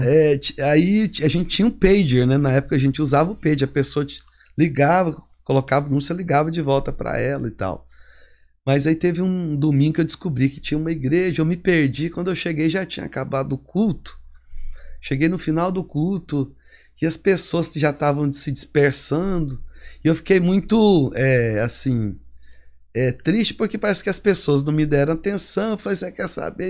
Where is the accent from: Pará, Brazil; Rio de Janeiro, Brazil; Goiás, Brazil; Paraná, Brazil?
Goiás, Brazil; Goiânia; moved away as an adult; also born or lived in California, United States; now in Atlanta, United States; sou goiano como é, a maioria da, dos brasileiros aqui em Atlanta são. Sou de Goiânia